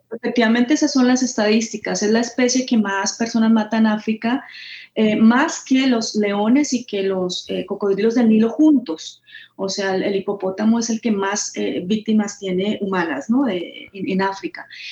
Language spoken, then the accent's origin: Spanish; Colombia